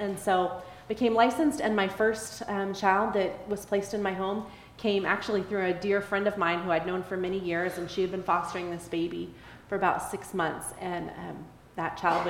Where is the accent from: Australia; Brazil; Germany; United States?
United States; Texas; So I'm originally from Texas. My family moved around a lot when I was a kid, but we kind of settled in Texas and I was mostly raised there.